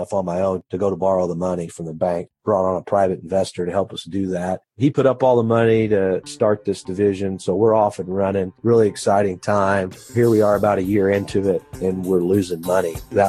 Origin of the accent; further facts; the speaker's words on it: Poseyville, Indiana, United States; I was. I've been here my whole life. Grown up around the business